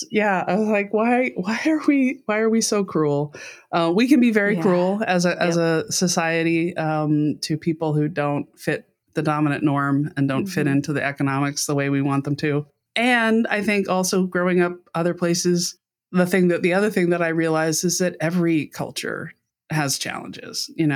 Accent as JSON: {"language": "English", "region": "Brussels", "country": "Belgium", "tie": "born or raised there", "also_born_or_lived": "London, United Kingdom", "said": "So mostly in Europe. I was in the second half of my dad's career. So I was, you know, how was I growing up? Well, I was the kid brought along for the trip. But yeah, in Brussels and then in London."}